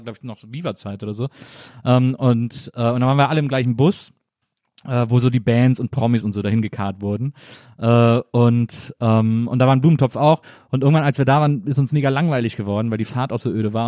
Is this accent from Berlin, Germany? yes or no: no; Cologne, North Rhine-Westphalia, Germany; moved away; also born or lived in Munich; ich komme ja eigentlich aus Köln